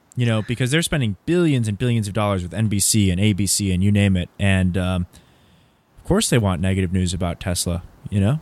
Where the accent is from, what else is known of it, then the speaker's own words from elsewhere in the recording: Southern California, United States; I grew up in Southern California